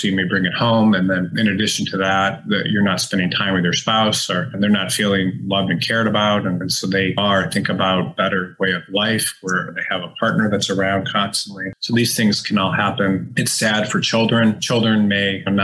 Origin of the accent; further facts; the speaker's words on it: Detroit, Michigan, United States; growing up in Detroit